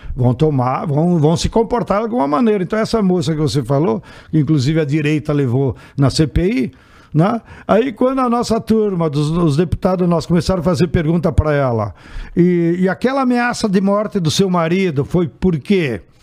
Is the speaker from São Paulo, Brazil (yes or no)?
no; Rio Grande do Sul, Brazil; born or raised there